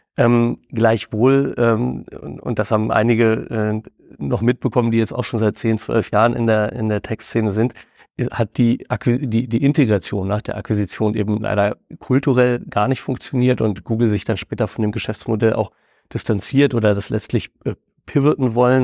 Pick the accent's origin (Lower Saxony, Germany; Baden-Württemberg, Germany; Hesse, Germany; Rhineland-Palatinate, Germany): Lower Saxony, Germany; Hameln; in unserer äh, Heimatstadt Hameln, wo mein Bruder und ich damals noch als Teenager